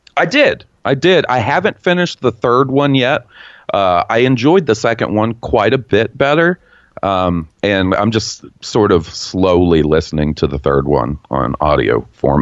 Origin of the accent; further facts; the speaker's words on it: the Bible Belt, United States; I grew up in the Bible Belt. I've spent my entire 34 years of living in the Bible Belt of America.